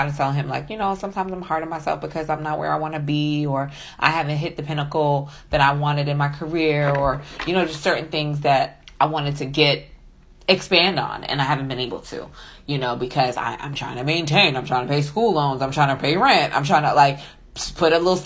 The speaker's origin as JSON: {"language": "English", "region": "New York", "country": "United States", "moved": "yes", "lives_now": "Atlanta, United States", "said": "I'm from New York"}